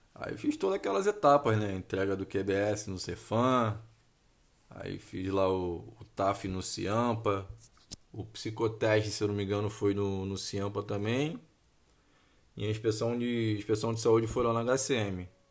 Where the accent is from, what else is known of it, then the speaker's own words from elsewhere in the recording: Rio de Janeiro, Brazil; sou oriundo do Rio de Janeiro